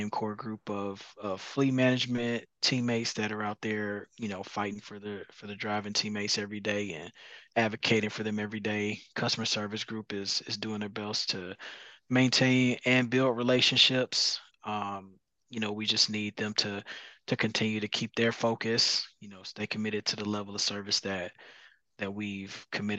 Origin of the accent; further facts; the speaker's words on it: Chicago, Illinois, United States; moved away as an adult; now in Phoenix, United States; I'm born and raised in Chicago.